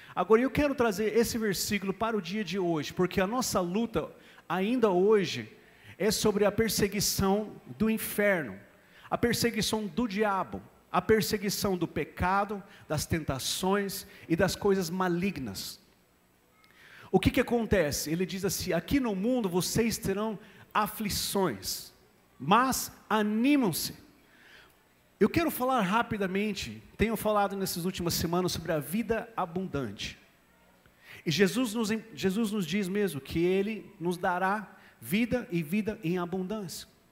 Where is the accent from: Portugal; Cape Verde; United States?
United States; Portuguese is a second language; moved away as an adult; now in Brazil; sou brasileiro, nem lembro mais quando eu era americano, faz 16 anos já. Dia 2 de março de 2007 eu cheguei aqui em São Paulo, no aeroporto de São Paulo